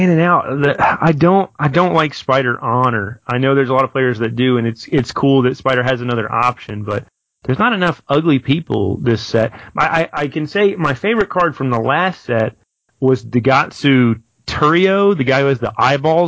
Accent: Nashville, Tennessee, United States; I'll be back in my hometown of Nashville

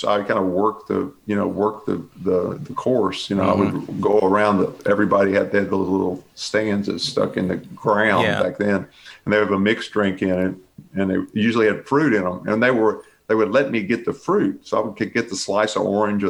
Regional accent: Bel Air, United States; So I grew up in Westview, Bel Air, mm-hmm. Bel Air for the most part.

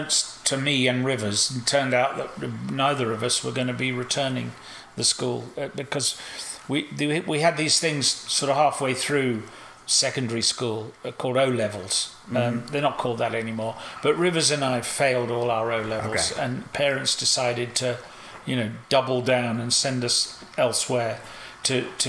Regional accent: England, United Kingdom; I came back to England

